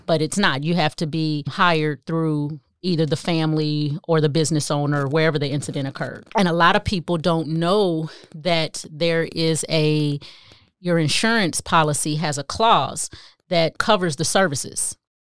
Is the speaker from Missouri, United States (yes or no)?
yes; Kansas City, Missouri, United States; moved away as an adult; also born or lived in Phoenix; I went home to Kansas City 'cause I'm from Kansas City